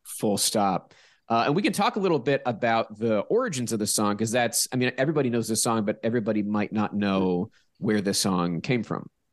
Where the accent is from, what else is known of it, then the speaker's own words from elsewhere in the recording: Pittsburgh, Pennsylvania, United States; moved away; I'm from Pittsburgh